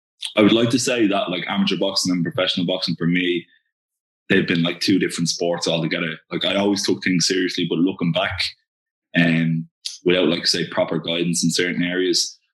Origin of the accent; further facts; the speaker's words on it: Dublin, Leinster, Ireland; That's where I'm from